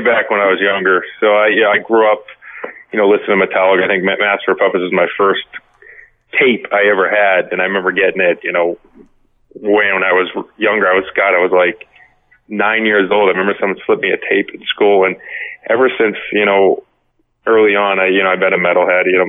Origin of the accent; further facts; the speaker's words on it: Massachusetts, United States; I grew up in Massachusetts.